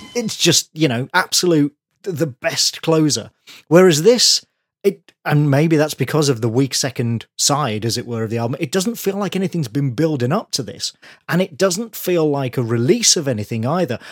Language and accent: English; Birmingham, West Midlands, United Kingdom; from my hometown